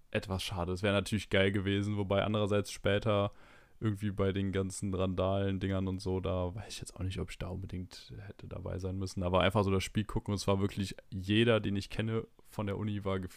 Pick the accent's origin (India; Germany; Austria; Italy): Germany; Frankfurt, Hesse; Am Mittwoch war natürlich hier für mich als Frankfurter ein sehr, sehr schöner Tag.